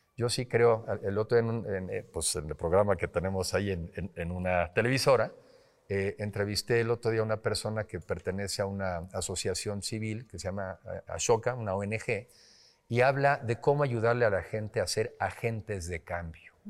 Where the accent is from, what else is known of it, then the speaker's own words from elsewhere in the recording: Mexico; somos más los mexicanos que queremos un mejor país